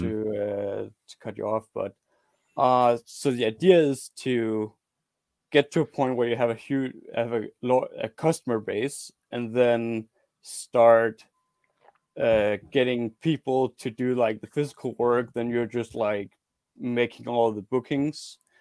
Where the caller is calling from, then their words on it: Denmark; I'm calling from Denmark